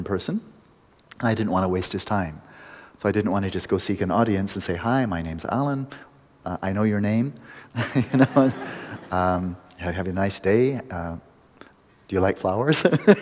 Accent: United States; I'm an American

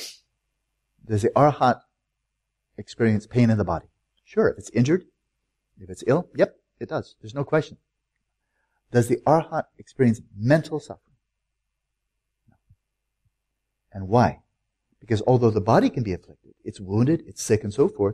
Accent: United States; I'm an American

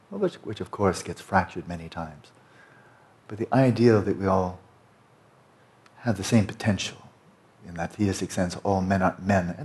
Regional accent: United States; I'm a born American. My family has been in America, I think, quite a few generations. In California alone for 5 generations

